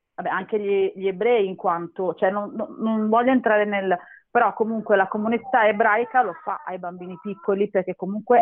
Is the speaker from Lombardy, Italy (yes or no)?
no; Castellammare di Stabia, Campania, Italy; now in Milan, Italy